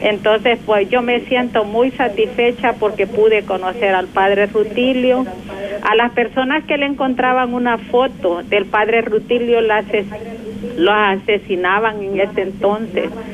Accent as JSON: {"language": "Spanish", "town": "San Juan Nonualco", "region": "La Paz", "country": "El Salvador", "tie": "born or raised there", "said": "soy de San Juan Nonoalco"}